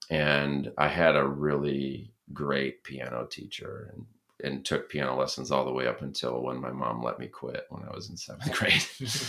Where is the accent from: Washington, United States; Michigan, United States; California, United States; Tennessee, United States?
Michigan, United States; Berrien Springs; growing up in Berrien Springs, it was like this rural place in a lot like a farm town, but with all of this diversity in it